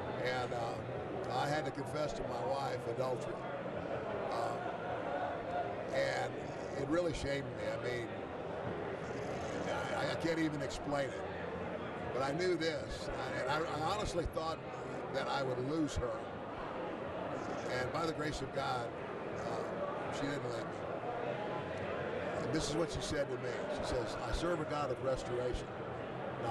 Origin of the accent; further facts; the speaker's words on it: Omaha, Nebraska, United States; I'm originally from Omaha, Nebraska